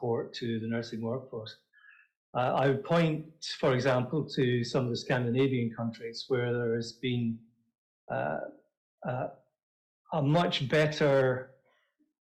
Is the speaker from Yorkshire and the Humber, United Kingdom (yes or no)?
no; Scotland, United Kingdom; accent: Scottish; my gorgeous Scottish accent